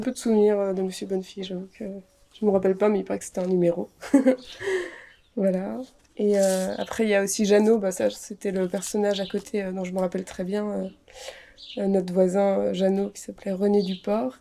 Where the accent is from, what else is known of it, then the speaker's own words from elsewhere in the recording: Annecy, Auvergne-Rhône-Alpes, France; on vient d'Annecy